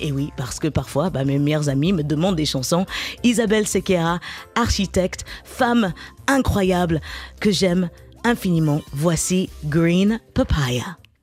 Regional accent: Garges-lès-Gonesse, Île-de-France, France; j'ai grandi à Garges-les-Gonesses, en banlieue parisienne

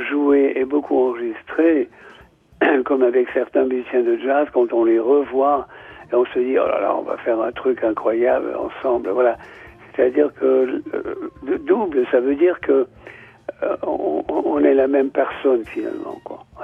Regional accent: Nouvelle-Aquitaine, France; Moi, je suis basque, lui, il est, serbe.

